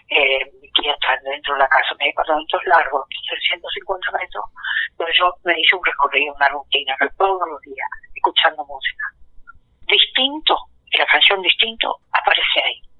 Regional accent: Mesopotamia, Argentina; now in Buenos Aires, Argentina

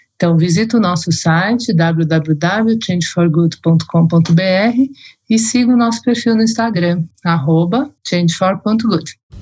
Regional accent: Brazil

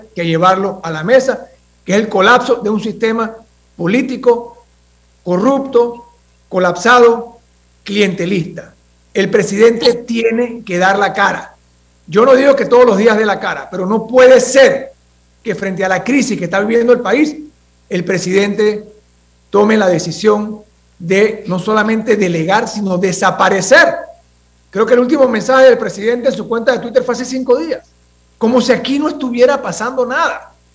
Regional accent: Panama; nosotros como panameños

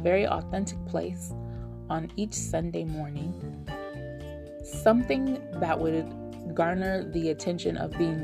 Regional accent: United States; moved away as an adult; now in Nevada, United States; I am a 40-something woman, African-American, born and raised in the United States

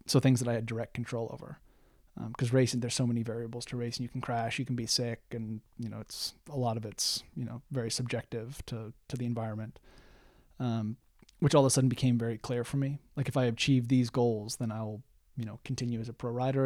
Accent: United States; moved away as an adult; being an American living in a foreign country

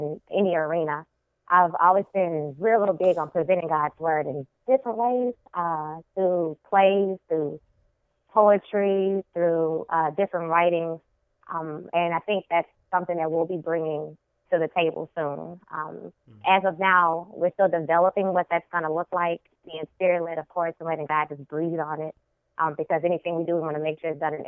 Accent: Baton Rouge, Louisiana, United States; I'm from Baton Rouge, Louisiana, born and raised from the deep South girl, country girl from my heart.

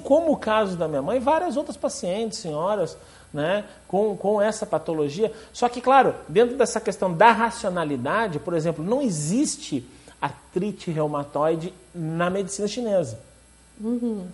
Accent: Rio Grande do Sul, Brazil; moved away; sou natural do Rio Grande do Sul

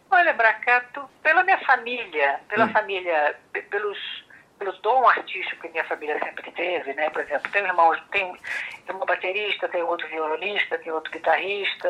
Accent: Rio de Janeiro, Brazil; born or raised there

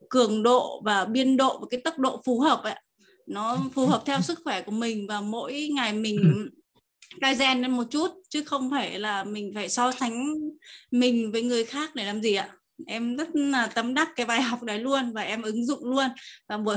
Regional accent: Tuyên Quang, Vietnam; em đến từ Tuyên Quang Năm nay em 20 tuổi.

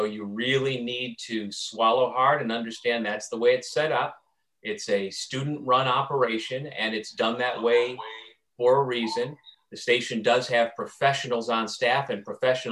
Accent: Elbridge, New York, United States; I grew up in Elbridge, New York, just outside of Syracuse

